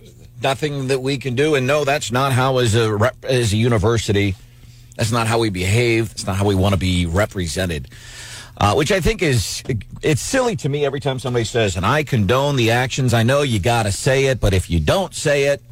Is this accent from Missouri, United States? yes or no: yes; St. Louis, Missouri, United States; when I grew up in St. Louis as a kid